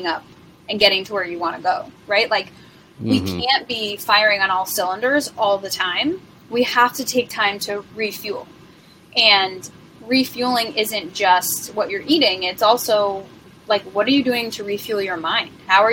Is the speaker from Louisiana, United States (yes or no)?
no; New York, United States; also born or lived in San Diego; now in Austin, United States; We're both from New York and our parents still live there